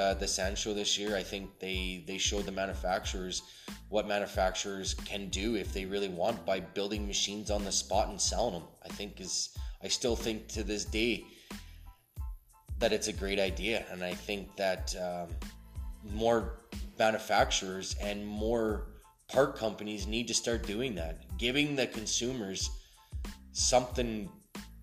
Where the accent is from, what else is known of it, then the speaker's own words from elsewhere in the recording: Alberta, Canada; I'm actually from Canada. I've been here all my life.